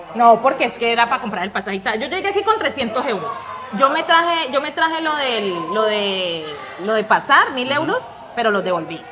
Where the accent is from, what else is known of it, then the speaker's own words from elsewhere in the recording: Pradera, Valle del Cauca, Colombia; moved away as an adult; also born or lived in Cali / Madrid; now in Spain; Vivía en Pradera soy de Pradera Valle. Un saludo para los pradereños